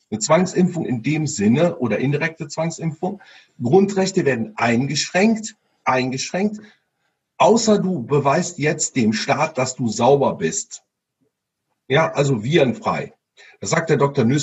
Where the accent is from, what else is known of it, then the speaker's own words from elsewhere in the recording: Cologne, North Rhine-Westphalia, Germany; Ja, weil wir, wir kommen ja aus Köln